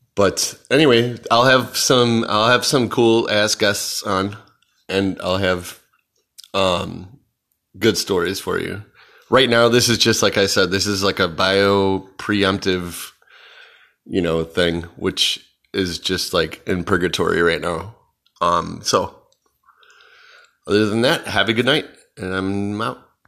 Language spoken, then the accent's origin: English; Chicago, Illinois, United States; I'm from Chicago